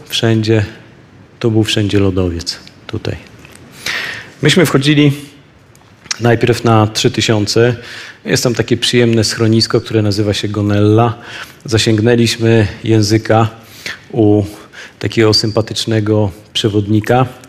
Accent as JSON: {"language": "Polish", "country": "Poland", "said": "z Polski"}